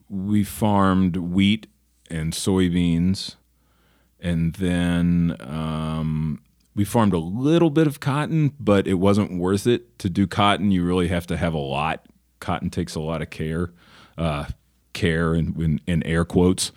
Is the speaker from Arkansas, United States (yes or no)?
yes; Northeast Arkansas, United States; also born or lived in Memphis, Tennessee; now in Los Angeles, United States; I grew up in Northeast Arkansas. I was born in Memphis